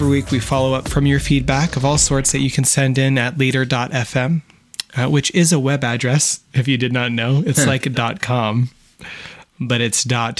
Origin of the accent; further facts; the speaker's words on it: United States; moved away; also born or lived in Vancouver area; my wife is Canadian and I'm American